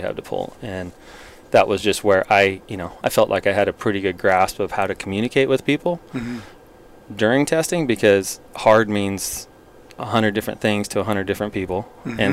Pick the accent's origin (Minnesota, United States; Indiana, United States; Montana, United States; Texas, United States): Montana, United States; growing up in Montana